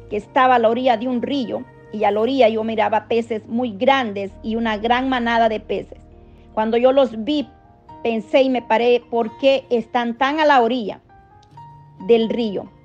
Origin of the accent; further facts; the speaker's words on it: El Salvador; Yo soy del Salvador, por la gloria, misericordia de Dios.